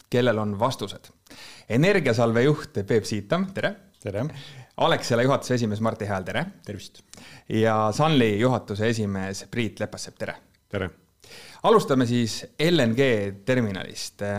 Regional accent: Estonia; me oleme eestlased

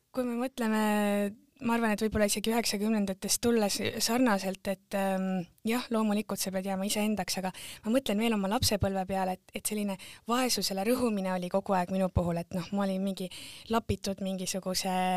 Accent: Tartu, Tartu County, Estonia; moved away as an adult; also born or lived in England / Setomaa; mina olen pärit Tartu äärelinnast

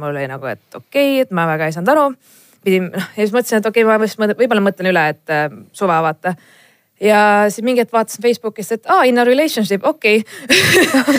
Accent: Estonia; me oleme eestlased

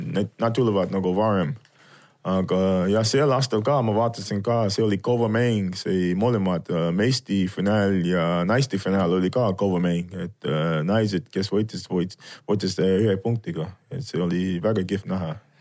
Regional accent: Virginia, United States; Estonian is a second language; moved away as an adult; also born or lived in Colorado; now in Estonia; ma kasvasin seal Virginias, siis äh, ülikooli aeg tuli, siis ma läksin äh, sinna Coloradosse

